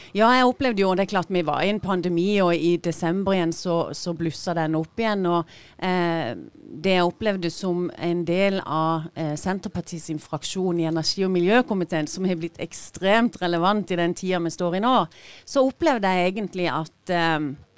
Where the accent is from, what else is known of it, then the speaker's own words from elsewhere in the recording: Sørlandet, Agder, Norway; som sørlendinger så har vi, som Gina sier, vi har mye å by på her nede.